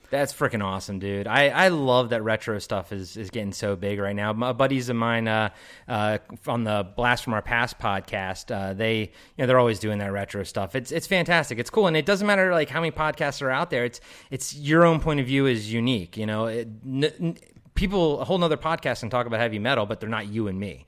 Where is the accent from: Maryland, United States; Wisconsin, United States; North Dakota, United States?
Maryland, United States; I'm from Maryland, the East Coast